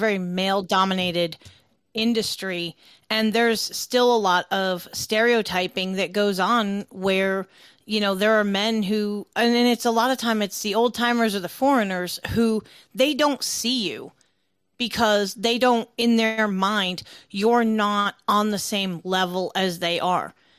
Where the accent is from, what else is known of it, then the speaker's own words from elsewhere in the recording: the North, Northern United States, United States; I'm from the North.